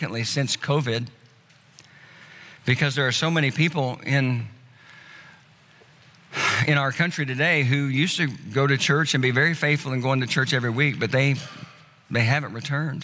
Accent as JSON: {"language": "English", "town": "Tulsa", "region": "Oklahoma", "country": "United States", "tie": "born or raised there", "moved": "yes", "said": "Tulsa, which is my hometown"}